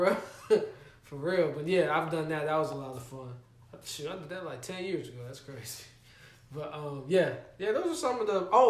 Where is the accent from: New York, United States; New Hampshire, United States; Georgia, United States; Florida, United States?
Georgia, United States; Stone Mountain; Because I'm from Stone Mountain.